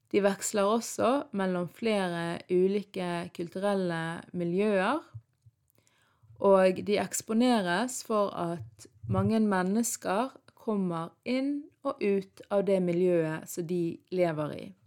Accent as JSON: {"language": "Norwegian", "country": "Norway", "tie": "born or raised there", "said": "ungdom som er født og oppvokst i Norge, men har foreldre fra andre land, sånn som meg sjøl"}